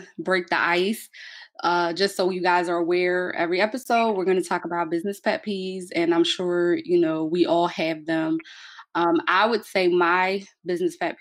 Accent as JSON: {"language": "English", "town": "Philadelphia", "region": "Pennsylvania", "country": "United States", "tie": "born or raised there", "said": "I was born and raised in North Philly."}